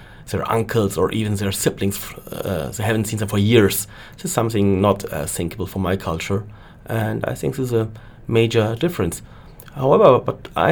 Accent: North Rhine-Westphalia, Germany; I was born in a little village not far away from Cologne.

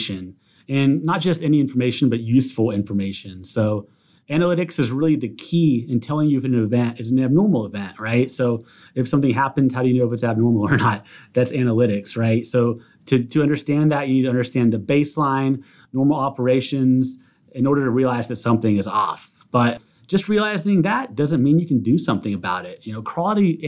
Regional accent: Southeast Texas, United States; I grew up in Southeast Texas

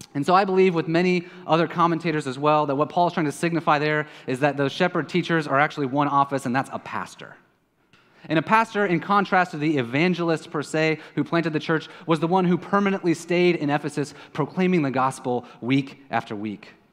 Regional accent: Kansas City, Missouri, United States; now in San Juan, Puerto Rico; I am from Kansas City.

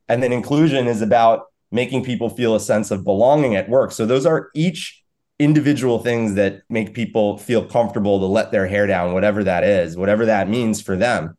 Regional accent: New York, United States; I'm a New Yorker

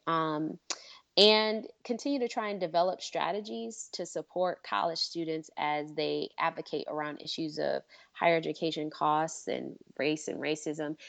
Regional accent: Michigan, United States; I'm from Michigan

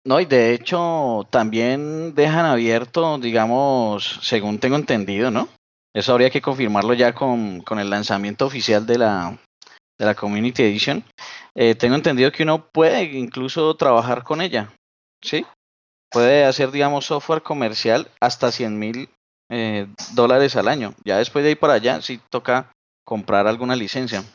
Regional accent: Colombia; por acá en mi país que se llama Las Lajas, en Colombia

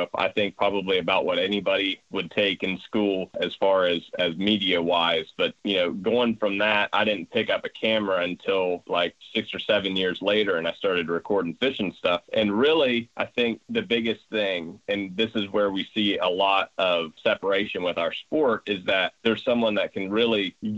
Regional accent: Ohio, United States; we're from Ohio

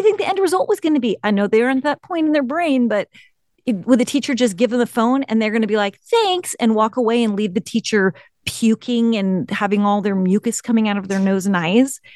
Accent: the Bay Area, California, United States; I grew up in the Bay Area.

